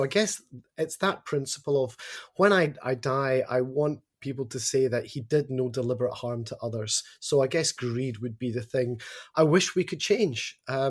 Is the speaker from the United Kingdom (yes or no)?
yes; Glasgow, Scotland, United Kingdom; now in Australia; It is, yes. Nearly 20 years in Australia and I haven't lost my accent at all.